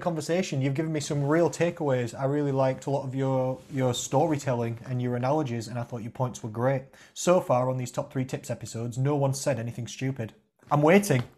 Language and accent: English; Rotherham, Yorkshire and the Humber, United Kingdom; I'm from Rotherham